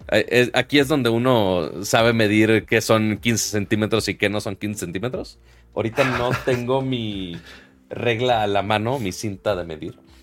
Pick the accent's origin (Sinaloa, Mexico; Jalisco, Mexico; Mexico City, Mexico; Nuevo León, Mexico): Nuevo León, Mexico; Monterrey; uno siendo regio